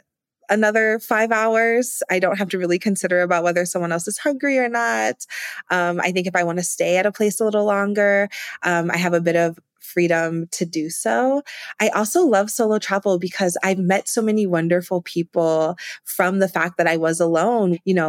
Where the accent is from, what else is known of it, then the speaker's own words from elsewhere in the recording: Ohio, United States; I'm from Ohio originally, and you know, going to Cleveland, I would have thought I was in New York City with the buildings and the people.